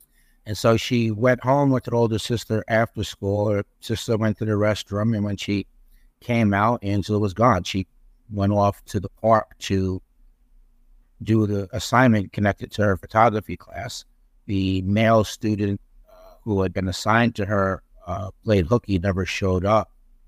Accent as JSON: {"language": "English", "town": "Peekskill", "region": "New York", "country": "United States", "tie": "born or raised there", "also_born_or_lived": "North Tarrytown", "said": "I was born in North Tarrytown, which, of course, later became known as Sleepy Hollow. I grew up in Peekskill, New York, which is in Westchester County, New York. So it was the suburbs, population of approximately 25,000 people."}